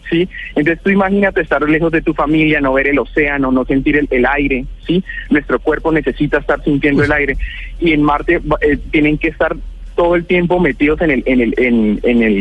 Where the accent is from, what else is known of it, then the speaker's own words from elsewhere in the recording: Girón, Santander, Colombia; 27 años, soy oriundo de Girón Santander, ahorita estoy